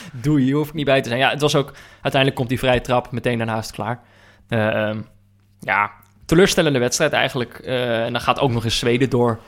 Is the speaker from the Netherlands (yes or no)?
yes; North Brabant, Netherlands; moved away; also born or lived in Amsterdam; ik ben opgegroeid in Brabant.